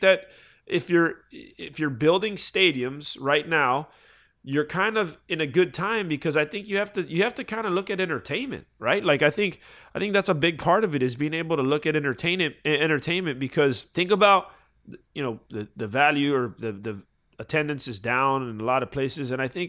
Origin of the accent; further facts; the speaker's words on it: Florida, United States; Yeah, and listen, I'm a Florida boy, right? Like, I grew up in Florida.